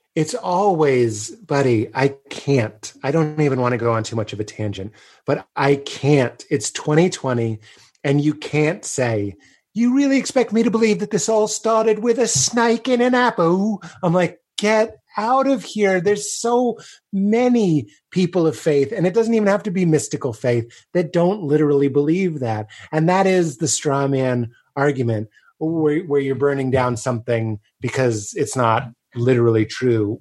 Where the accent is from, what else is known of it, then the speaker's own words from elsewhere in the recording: Boston, Massachusetts, United States; me in Boston